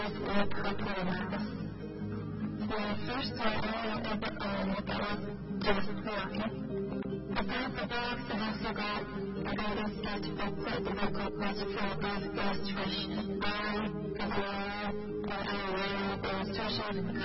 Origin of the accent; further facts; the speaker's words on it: Latvia; I'm from Latvia.